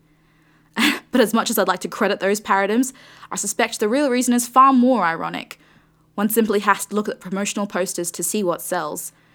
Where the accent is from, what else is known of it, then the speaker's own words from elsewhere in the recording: Australia; my Australian upbringing.